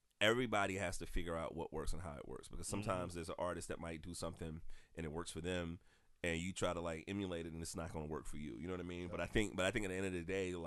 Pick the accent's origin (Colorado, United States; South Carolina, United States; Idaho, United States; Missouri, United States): South Carolina, United States; I'm from South Carolina. I'm a columnist here